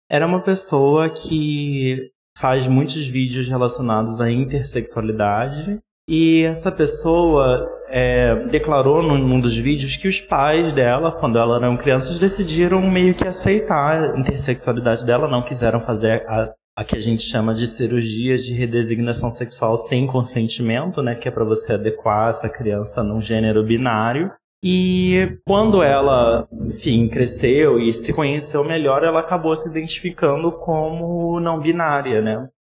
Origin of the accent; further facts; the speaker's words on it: Rio de Janeiro, Brazil; now in São Paulo, Brazil; tenho 27 anos, sou carioca, morando em São Paulo.